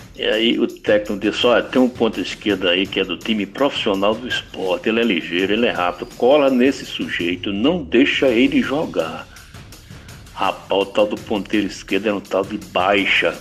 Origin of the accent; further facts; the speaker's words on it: Timbaúba, Pernambuco, Brazil; lá na cidadezinha onde eu nasci, Timbaúba, zona da mata de Pernambuco. Eu tinha uns 16 anos